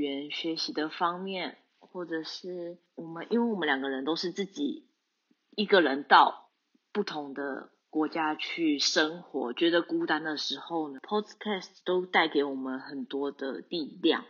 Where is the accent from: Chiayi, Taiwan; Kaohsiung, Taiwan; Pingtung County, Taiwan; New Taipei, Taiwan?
New Taipei, Taiwan; moved away as an adult; now in Tokyo, Japan; 我是来自台湾的台北，不过准确来说应该是新北市，台北的隔壁的